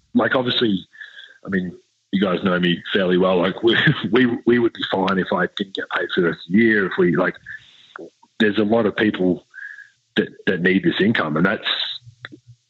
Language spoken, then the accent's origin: English; Australia; now in Utah, United States; being Australian